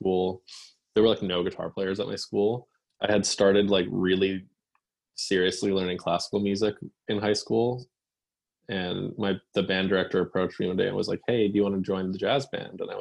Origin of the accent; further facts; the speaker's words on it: Massachusetts, United States; growing up in Massachusetts